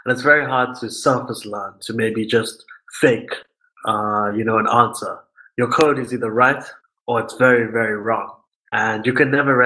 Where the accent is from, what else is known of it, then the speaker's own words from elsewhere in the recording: Durban, KwaZulu-Natal, South Africa; moved away as an adult; also born or lived in Pietermaritzburg; now in United Kingdom; I was born in Pietermaritzburg, but I was raised and did most of my schooling in Durban.